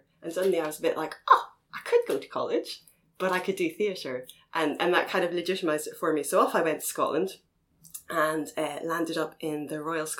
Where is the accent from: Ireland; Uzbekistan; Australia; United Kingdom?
Ireland; Galway, Connacht; moved away; I'm originally from Galway in the west of Ireland